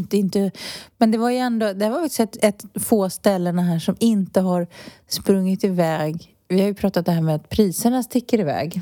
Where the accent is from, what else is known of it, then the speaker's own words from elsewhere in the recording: Stockholm, Stockholm County, Sweden; moved away as an adult; now in Spain; Jag är ju uppvuxen i Stockholms innerstad